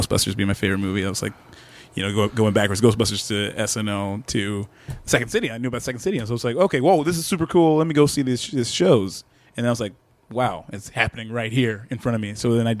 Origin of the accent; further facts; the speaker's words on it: Detroit, Michigan, United States; also born or lived in Ghana; I grew up in Detroit. I'm from Detroit.